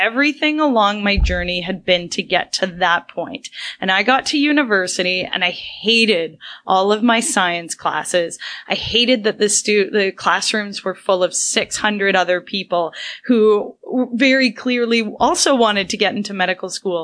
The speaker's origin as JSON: {"language": "English", "town": "Brampton", "region": "Ontario", "country": "Canada", "said": "we're both local, you know, we're both from Brampton, Ontario."}